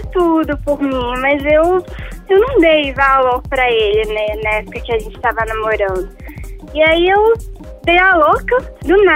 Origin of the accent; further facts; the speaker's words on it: Rio de Janeiro, Brazil; now in Belo Horizonte, Brazil; Não, na verdade, eu sou do Rio e mudei pra BH.